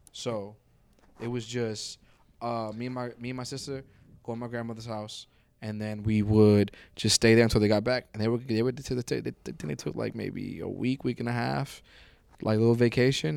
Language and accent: English; New York, United States; growing up in New York, it's like I grew up in the destination that people went